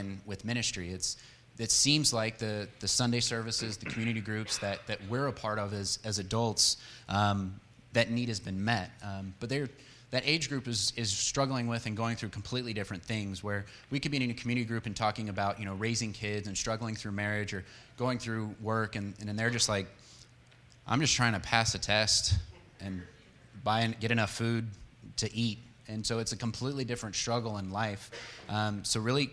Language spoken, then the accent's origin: English; San Diego, California, United States; moved away as an adult; also born or lived in Longview, Texas; now in Texas, United States; We grew up in San Diego, and that's where I met Kayla in high school